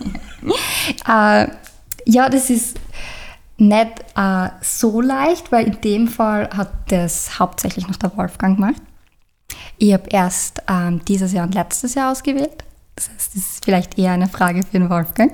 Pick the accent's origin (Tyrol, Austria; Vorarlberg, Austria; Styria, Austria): Styria, Austria; Eibiswald; Ich bin ursprünglich aus Eibiswald